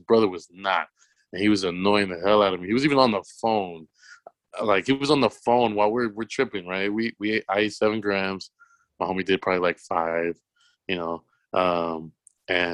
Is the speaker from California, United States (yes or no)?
yes; Los Angeles, California, United States; I'm a kid from South Central